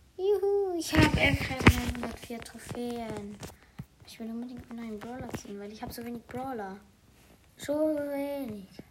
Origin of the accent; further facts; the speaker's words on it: Switzerland; first language Swiss German; Ich komme aus der Schweiz, aber ich spreche nicht so. Ich spreche, ich spreche so. Also ich spreche zu Hause Schweizerdeutsch